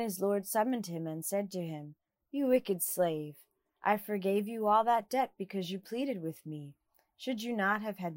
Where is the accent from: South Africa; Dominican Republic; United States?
United States; New Jersey; I was a teenager growing up in the Evangelical Church in New Jersey